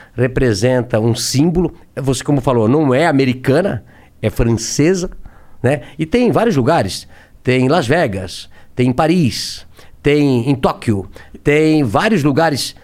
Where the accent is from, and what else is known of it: Brusque, Santa Catarina, Brazil; born or raised there